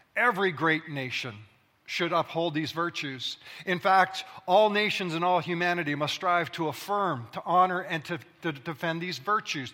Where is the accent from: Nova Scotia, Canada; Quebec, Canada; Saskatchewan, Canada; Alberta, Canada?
Alberta, Canada; also born or lived in British Columbia; now in Ontario, Canada; I was born in Alberta, that is the prairie provinces of Canada. I spent my formative years running through grain fields, coulees, and valleys and streams